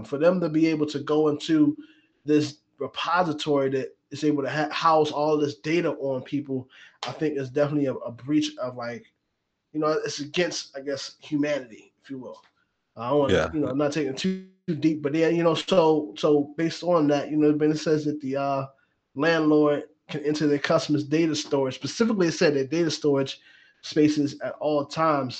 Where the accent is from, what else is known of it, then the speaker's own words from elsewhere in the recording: United States; I'm so American